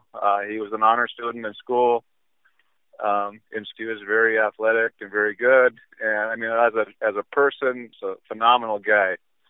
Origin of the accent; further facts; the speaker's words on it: Epping, North Dakota, United States; I was born on June 3rd, 1960. Grew up on a farm outside of Epping, and I still reside there. I work in Wollaston, North Dakota.